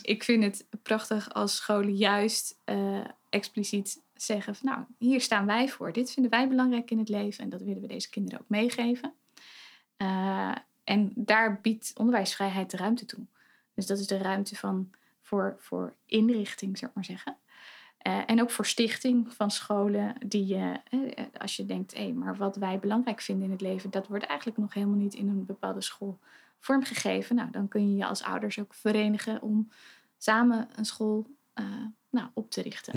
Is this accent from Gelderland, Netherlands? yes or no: yes; Betuwe, Gelderland, Netherlands; moved away as an adult; now in Zwolle, Netherlands; ik kom uit Betuwe.